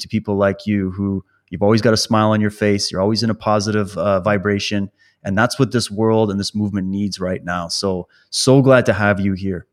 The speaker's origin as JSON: {"language": "English", "region": "Saskatchewan", "country": "Canada", "tie": "born or raised there", "said": "I grew up in Saskatchewan"}